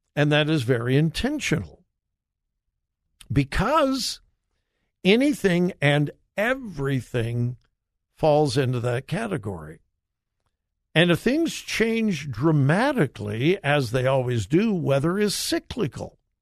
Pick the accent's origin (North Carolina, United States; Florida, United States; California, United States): California, United States; Southern; moved away; I'm from Southern California.